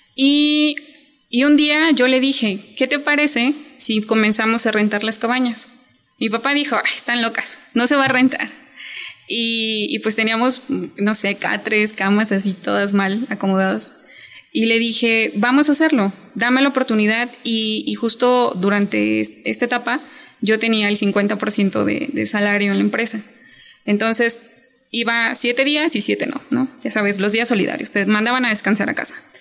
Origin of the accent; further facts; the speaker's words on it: Chiapas, Mexico; yo soy de Chiapas y tengo 27 años